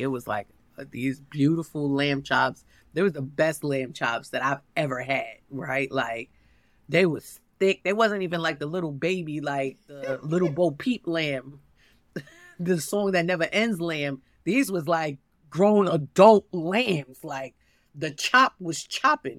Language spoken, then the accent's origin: English; New York City, New York, United States; I'm from Harlem.